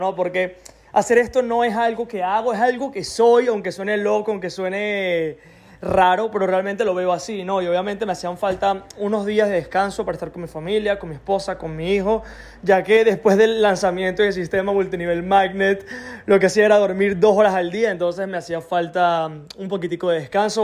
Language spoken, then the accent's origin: Spanish; Venezuela; soy de Venezuela